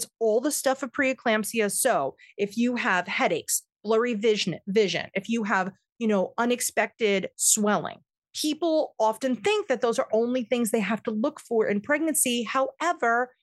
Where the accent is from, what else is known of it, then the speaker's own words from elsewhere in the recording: New York, United States; I am a New Yorker